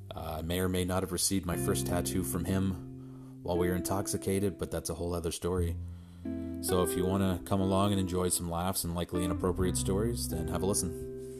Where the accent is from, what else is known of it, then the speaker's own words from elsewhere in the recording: Pictou County, Nova Scotia, Canada; I'm from Pictou County, Nova Scotia, Canada